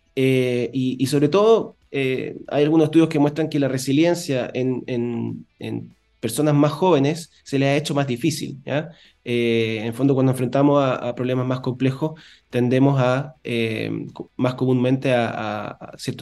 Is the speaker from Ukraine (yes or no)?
no; Chile